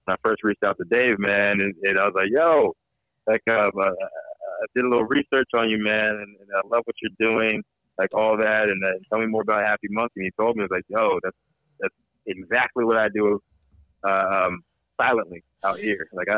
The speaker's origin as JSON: {"language": "English", "region": "East Coast", "country": "United States", "lives_now": "California, United States", "said": "I'm a hustler. I'm from the East Coast. Me and my East Coast guys."}